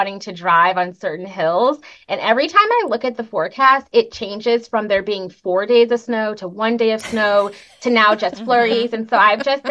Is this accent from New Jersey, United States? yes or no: no; Chicago, Illinois, United States; now in Seattle, United States; I'm from Chicago